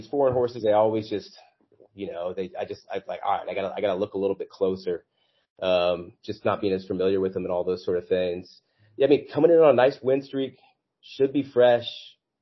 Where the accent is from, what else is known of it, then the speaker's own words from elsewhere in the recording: Kansas City, United States; I'm from Kansas City